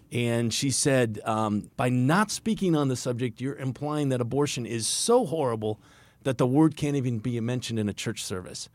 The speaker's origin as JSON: {"language": "English", "region": "East Coast", "country": "United States", "said": "I'm from the East Coast"}